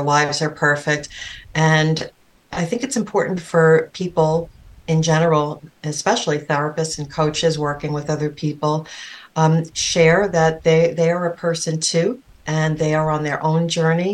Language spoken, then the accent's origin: English; New York City, New York, United States; I grew up on Staten Island.